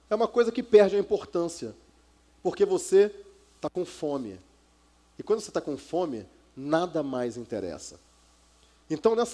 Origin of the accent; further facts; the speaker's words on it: Rio de Janeiro, Brazil; now in Campinas, Brazil; Mudei de cidade, vocês devem ter percebido que eu sou do Rio, mas é, quase não dá para perceber, eu já perdi boa parte do sotaque. Né? Mas eu saí de lá, eu saí da outra cidade que eu estava e fui para Campinas, que é a cidade onde eu moro hoje.